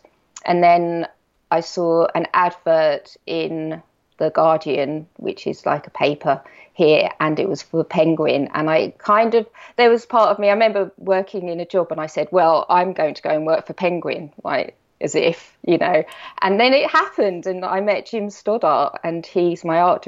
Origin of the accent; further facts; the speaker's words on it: Norfolk, East of England, United Kingdom; I grew up in Norfolk. So I'm in a very small village.